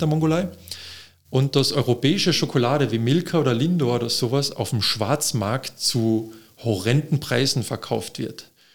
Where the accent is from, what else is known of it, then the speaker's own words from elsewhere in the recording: Austria; als Österreicher